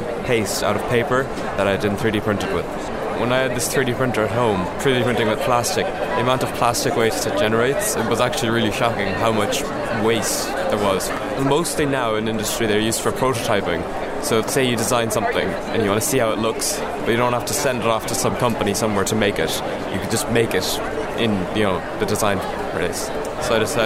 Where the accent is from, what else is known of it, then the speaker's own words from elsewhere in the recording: Tralee, Munster, Ireland; I'm from Tralee, and I go to Mount Hawk in Tralee